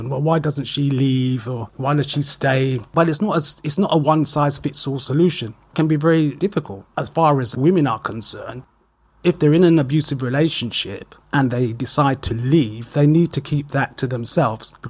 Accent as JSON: {"language": "English", "country": "United Kingdom", "said": "I'm from the UK, as your listeners will probably guess from my accent."}